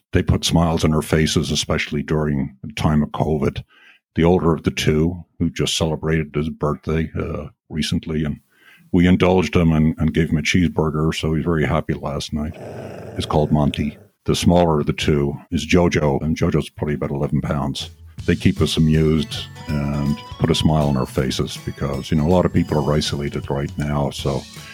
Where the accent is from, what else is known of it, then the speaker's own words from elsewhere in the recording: Dublin, Leinster, Ireland; moved away as an adult; now in New York, United States; I was born in North County, Dublin, back in the early 1960s, and I grew up in essentially a small rural community that is only 8 miles from the center of Dublin called Conseely.